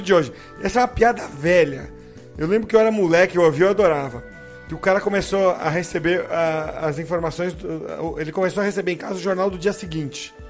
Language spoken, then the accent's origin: Portuguese; São Vicente, São Paulo, Brazil; minha cidade, em Santos, é, eu sou de São Vicente, eu falo Santos para arredondar